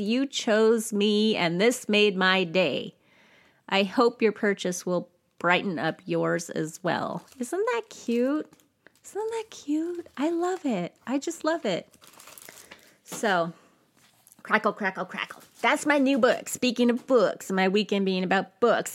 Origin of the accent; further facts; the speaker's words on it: United States; as an American